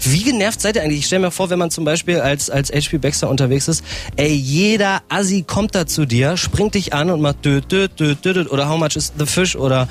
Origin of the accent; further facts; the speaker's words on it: Norden, Lower Saxony, Germany; moved away; Ich bin in Norden groß geworden.